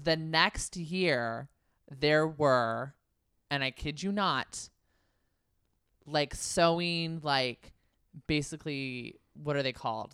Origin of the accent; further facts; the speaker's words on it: Concord, California, United States; I'm from Concord, California, the same city that Tom Hanks is from